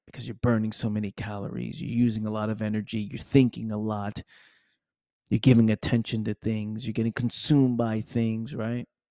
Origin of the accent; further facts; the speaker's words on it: New York City, New York, United States; now in Florida, United States; grew up, born and raised in the Bronx, New York